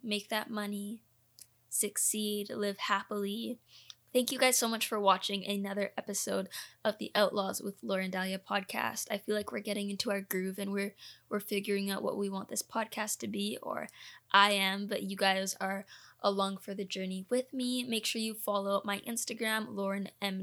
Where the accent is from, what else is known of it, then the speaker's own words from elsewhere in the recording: Canada; also born or lived in Orlando, Florida, United States; I am a dual citizen, I was born in Orlando, Florida, the school that I was going to was in Canada